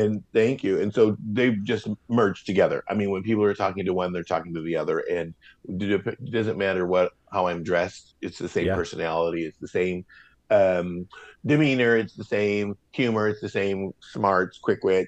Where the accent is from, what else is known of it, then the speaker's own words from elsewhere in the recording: Portland, Oregon, United States; also born or lived in Santa Monica, California / Venice, Los Angeles, California; growing up in Portland